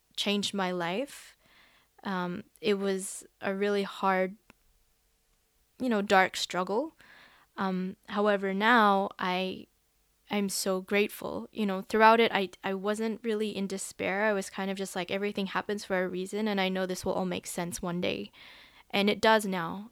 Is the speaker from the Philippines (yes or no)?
yes; Philippines; also born or lived in Western Sydney, Australia; now in Sydney, Australia; I am a Filipino